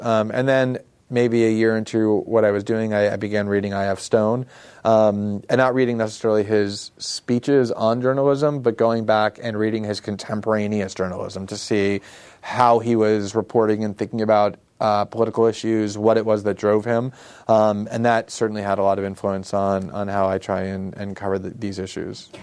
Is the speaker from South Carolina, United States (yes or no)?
no; South Florida, United States; also born or lived in Queens, New York; I was born actually in Queens, but moved almost immediately to South Florida, where I was raised in a suburb for the next eighteen years